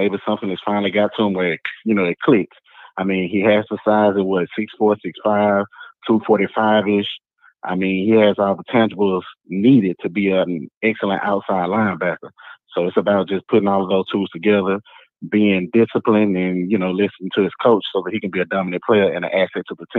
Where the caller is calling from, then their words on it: Lufkin, Texas, United States; big time Roll Tide fan. I'm calling from Lufkin, Texas.